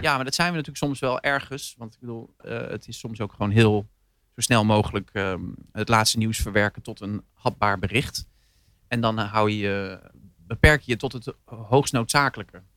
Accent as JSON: {"language": "Dutch", "region": "Zeelandic Flanders", "country": "Netherlands", "tie": "born or raised there", "also_born_or_lived": "Horst, Limburg", "moved": "yes", "lives_now": "Rotterdam, Netherlands", "said": "ik ben opgegroeid in Zeeland, zeer vlaanderen"}